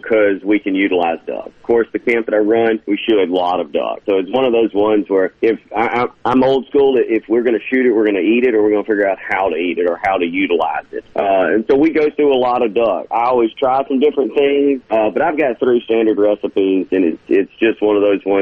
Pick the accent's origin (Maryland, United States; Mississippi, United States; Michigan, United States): Mississippi, United States; Growing up in Mississippi